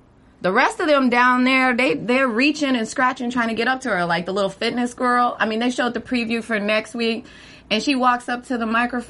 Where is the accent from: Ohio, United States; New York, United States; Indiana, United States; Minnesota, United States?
Ohio, United States; Dayton; But I'm from Dayton.